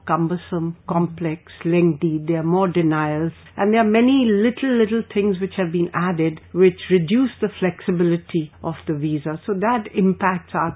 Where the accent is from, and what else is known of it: India